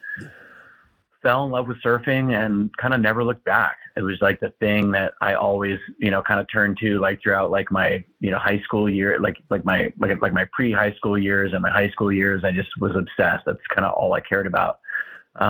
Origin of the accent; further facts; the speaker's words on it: Kona, Hawaii, United States; I was born and raised, in a little town, called Kona in Hawaii.